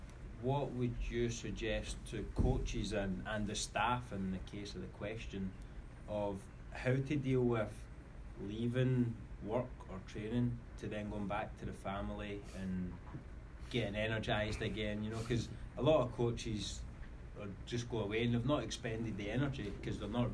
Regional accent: Glasgow, Scotland, United Kingdom

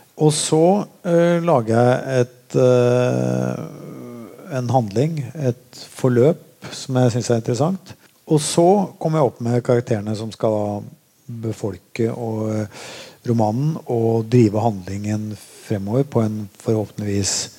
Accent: Molde, Møre og Romsdal, Norway; also born or lived in Oslo; Jeg flytta fra Oslo da jeg var åtte år gammel og bodde i Molde

